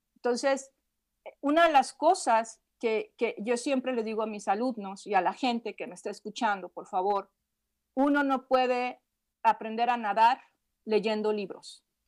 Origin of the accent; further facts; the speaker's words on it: Guadalajara, Jalisco, Mexico; Soy de Guadalajara.